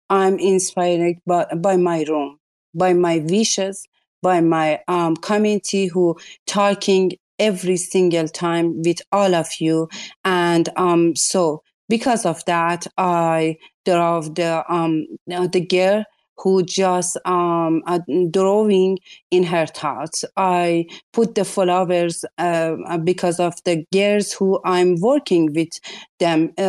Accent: Iran; English is a second language; I'm uh, coming from the culture who you must be uh, have a hijab. I'm from Iran you know.

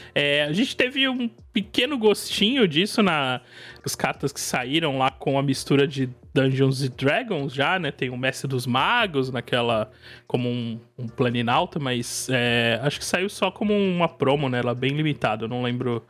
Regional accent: São Paulo state coast, Brazil; Eu sou, eu sou do estado de São Paulo, mais precisamente do litoral.

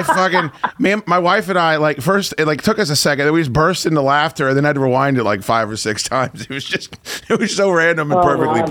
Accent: United States; as an American

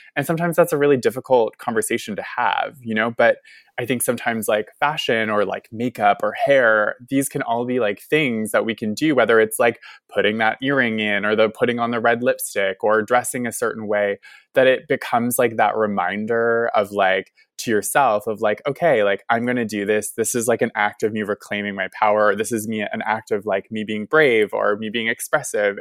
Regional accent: Nova Scotia, Canada; growing up in Nova Scotia

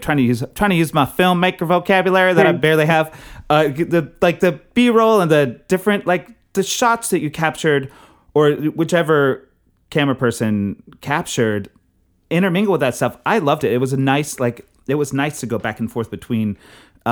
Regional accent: Texas, United States; I grew up in Texas

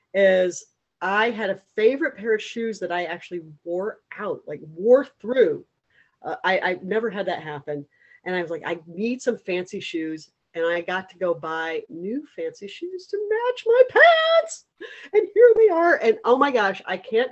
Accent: East Coast, United States; moved away as an adult; also born or lived in Hastings-on-Hudson, New York; now in Hawaii, United States; I'm originally from the East Coast

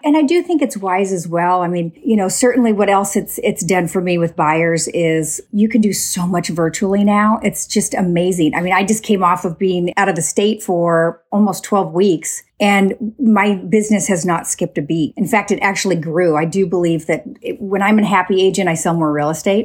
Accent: Woodburn, Oregon, United States; I grew up on a small hobby farm outside of Woodburn, Oregon

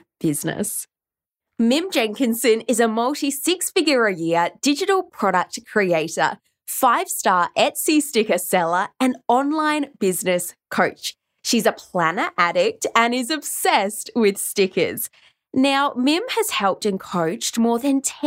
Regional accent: Oxford, South East England, United Kingdom; moved away; Did you know I grew up in Oxford? I grew up in England.

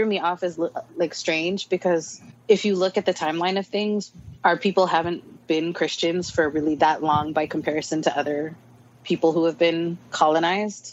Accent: Oregon, United States; moved away as an adult; also born or lived in Palau; now in Hawaii, United States; I was born and raised in Oregon

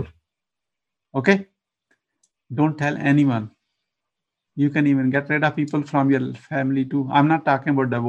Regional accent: Pakistan; moved away as an adult; now in Atlanta, United States; I was born in a remote village countryside in Pakistan

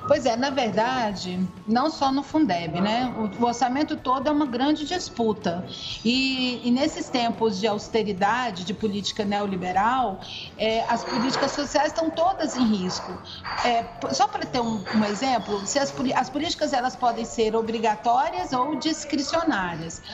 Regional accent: Goiânia, Goiás, Brazil; now in Brasília, Brazil; moro em Brasília há muito tempo, já há mais de 20 anos. Sou de, sou de Goiânia

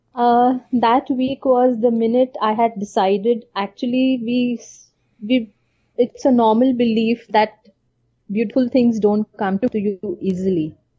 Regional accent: India; being from an Indian uh, typical traditional not an orthodox

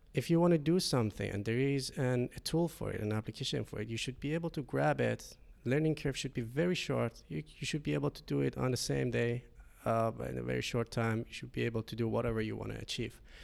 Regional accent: Shiraz, Fars, Iran; moved away as an adult; now in Finland; I'm coming from Iran, Shiraz. Uh, it's a city in Center South.

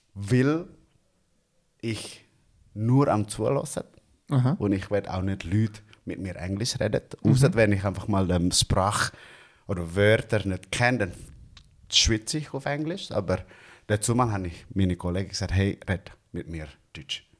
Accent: Bandung, West Java, Indonesia; German is a second language; moved away as an adult; now in Zurich, Switzerland; direkt von Indonesien und dort in äh, Bandung, wo ich herkomme

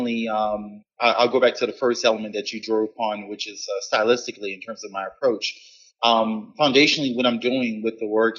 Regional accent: New Orleans, Louisiana, United States; my roots growing up in New Orleans

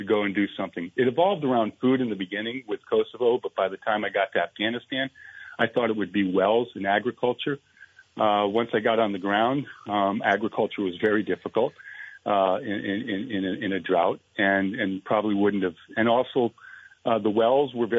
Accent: Vermont, United States; moved away as an adult; also born or lived in Rutland, Vermont / Jay, Vermont / Northfield, Vermont / central Maine; now in Maine, United States; Born and raised in Vermont, moved several times throughout the state. Rutland, Jay, ended up in Northfield

